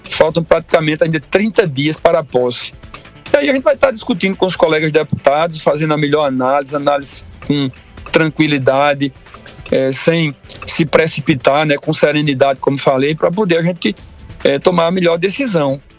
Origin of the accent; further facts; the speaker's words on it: Brazil; sou brasileiro, sou apaixonado por esse país.